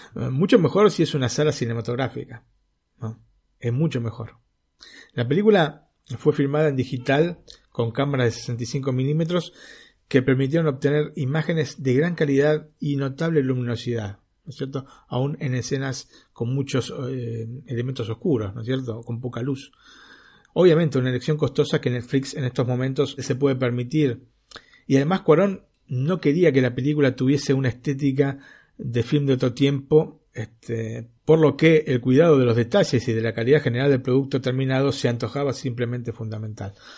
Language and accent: Spanish; Argentina; now in Italy; yo como argentino